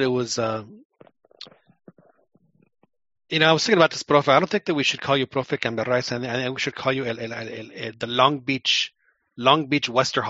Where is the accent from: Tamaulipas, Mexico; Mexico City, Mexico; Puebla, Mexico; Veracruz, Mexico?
Mexico City, Mexico; I grew up in Lomas Hipódromo, which was a 5-minute drive to the Camachalco.